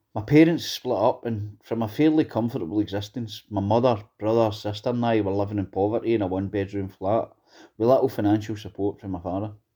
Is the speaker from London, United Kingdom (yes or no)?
no; Greenock, Scotland, United Kingdom; I grew up in Greenock.